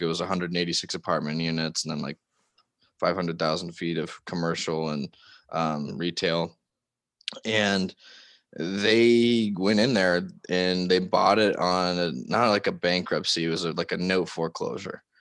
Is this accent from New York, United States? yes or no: no; Laguna Beach, California, United States; moved away as an adult; also born or lived in Tacoma, Washington; I grew up in Laguna Beach, California, lived there for eighteen years